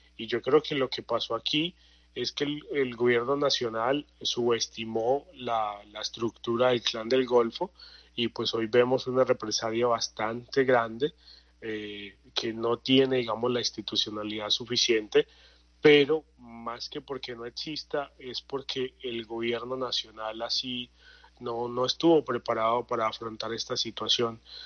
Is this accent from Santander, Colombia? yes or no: no; Puerto Berrío, Antioquia, Colombia; yo que soy de Puerto Berrío, de Magdalena Medio